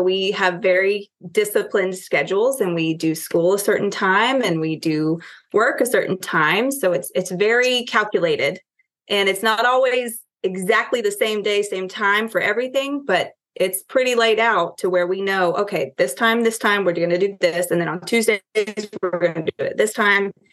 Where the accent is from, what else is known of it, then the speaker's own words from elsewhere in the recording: Connecticut, United States; born there; well, I was born in Connecticut. Uh, we moved here for my dad's job.